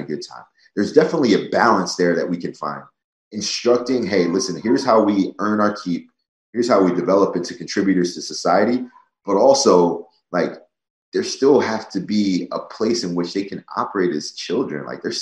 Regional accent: New Jersey, United States; I grew up in South Jersey where I was only the second state champ in my school's history

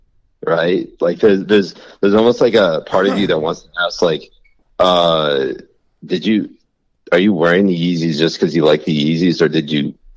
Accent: Connecticut, United States; I also grew up in a very liberal part of the country. I grew up in Connecticut.

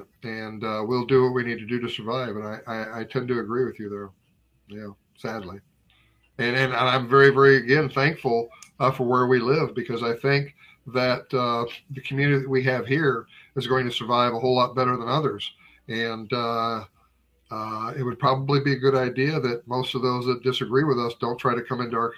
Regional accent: Hermann, Missouri, United States; now in Camden County, United States; I grew up in Herman, Missouri

